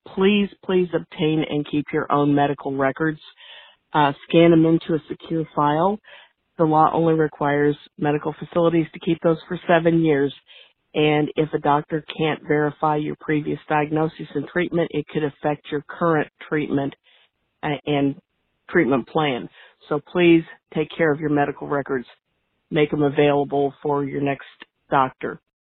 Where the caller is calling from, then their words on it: Indianapolis, Indiana, United States; I'm calling from Indianapolis